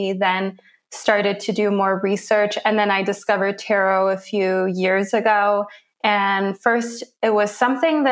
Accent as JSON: {"language": "English", "country": "Switzerland", "tie": "born or raised there", "also_born_or_lived": "Lagos, Nigeria / Zurich / London", "said": "I was there for a few years, but we always kind of had another home here in Switzerland. And then I came to Switzerland full time when I was 7"}